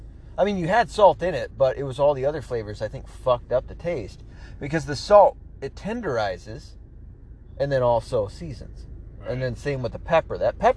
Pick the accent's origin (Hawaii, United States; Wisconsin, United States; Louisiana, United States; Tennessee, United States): Tennessee, United States; also born or lived in New York; Well, I wasn't raised 100% Michigan. I was raised in Tennessee, right? So, and in part, New York. So, I'm not going to know everywhere in Michigan like most other Michiganders would.